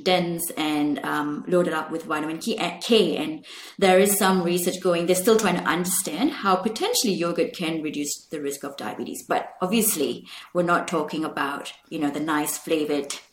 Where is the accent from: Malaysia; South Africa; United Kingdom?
Malaysia; I grew up in Malaysia